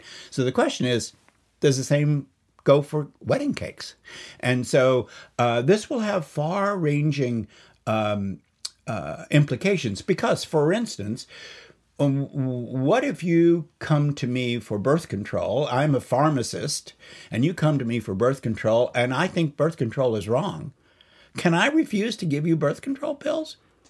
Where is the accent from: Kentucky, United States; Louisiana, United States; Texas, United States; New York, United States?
Kentucky, United States; Lexington; He's actually from my hometown of Lexington, Kentucky.